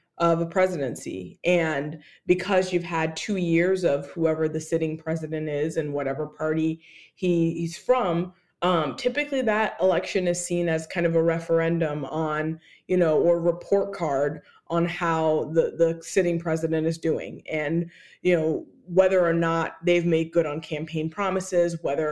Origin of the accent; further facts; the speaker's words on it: Georgia, United States; my home state of Georgia